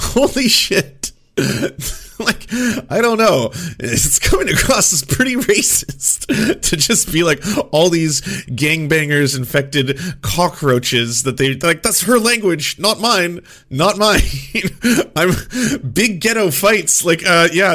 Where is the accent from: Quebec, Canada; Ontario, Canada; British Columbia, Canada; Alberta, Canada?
British Columbia, Canada; Vancouver; I grew up first in Vancouver and then in a small town